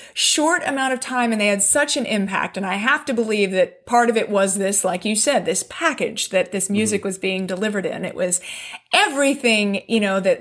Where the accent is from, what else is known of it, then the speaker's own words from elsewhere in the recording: Palos Verdes, California, United States; I lived in one of the beach towns. I lived in Palos Verdes